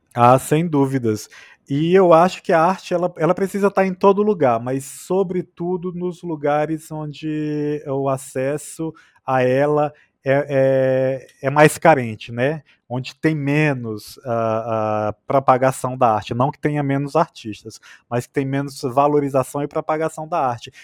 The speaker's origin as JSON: {"language": "Portuguese", "town": "Oeiras", "region": "Piauí", "country": "Brazil", "tie": "born or raised there", "also_born_or_lived": "Picos, Piauí", "accent": "nordestino", "moved": "as an adult", "lives_now": "São Paulo, Brazil", "said": "numa cidade como Oeiras, que é minha cidade natal, como Picos, que é onde eu vivi por 12 anos"}